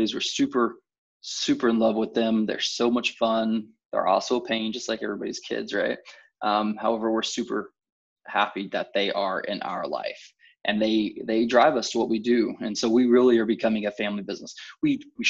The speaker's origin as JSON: {"language": "English", "town": "Topeka", "region": "Kansas", "country": "United States", "tie": "born or raised there", "said": "I was born and raised in Topeka"}